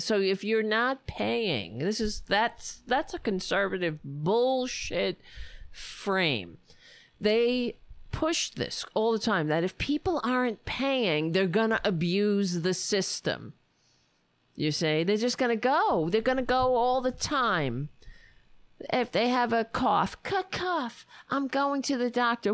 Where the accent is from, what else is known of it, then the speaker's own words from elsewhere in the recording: United States; I'm an American